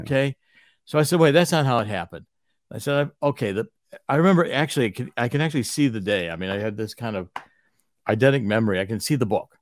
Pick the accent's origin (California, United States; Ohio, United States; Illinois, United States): Ohio, United States; Cleveland; I was raised in Cleveland